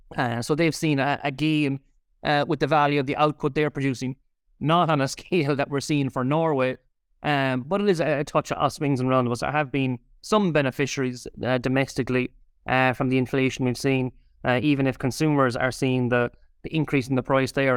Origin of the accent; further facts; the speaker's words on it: Ireland; we're Irish consumers